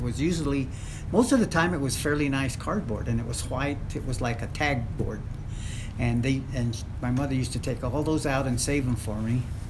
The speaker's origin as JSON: {"language": "English", "town": "Las Vegas", "region": "New Mexico", "country": "United States", "tie": "born or raised there", "also_born_or_lived": "Grants, New Mexico / Pecos, New Mexico", "lives_now": "Gallup, United States", "said": "I was born in Las Vegas, and my mother's side of the family was from Pecos, and Las Vegas and Pecos, and then eventually we migrated into Grants following my grandfather who came to work in the mines."}